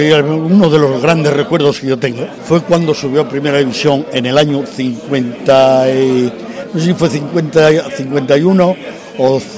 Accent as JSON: {"language": "Spanish", "town": "Gijón", "region": "Asturias", "country": "Spain", "said": "Una emoción muy grande, porque soy esportinguisa, soy gijonesa."}